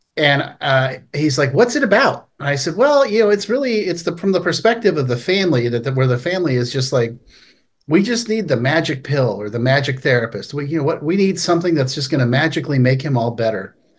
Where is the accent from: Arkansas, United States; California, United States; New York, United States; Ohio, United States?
California, United States; Palo Alto; I grew up in Palo Alto, California, uh, which is this wonderful town